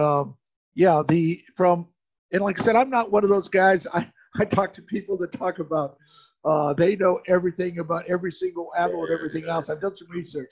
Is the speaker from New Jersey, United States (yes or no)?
no; Phoenix, Arizona, United States; since I'm from Phoenix, I didn't want to run into someone I went to high school